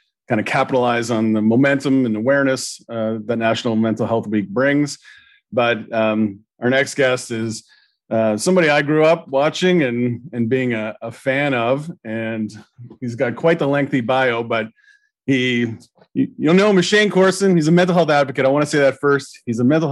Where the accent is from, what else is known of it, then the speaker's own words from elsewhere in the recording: Sudbury, Ontario, Canada; I grew up in Sudbury.